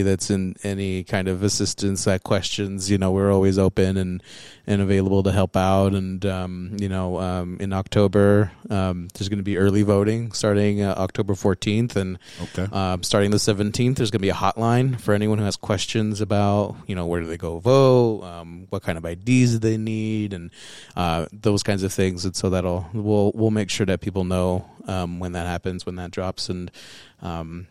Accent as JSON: {"language": "English", "country": "United States", "tie": "born or raised there", "also_born_or_lived": "Texas / Wyoming / Mexico (heritage)", "said": "I grew up in Texas and in Wyoming."}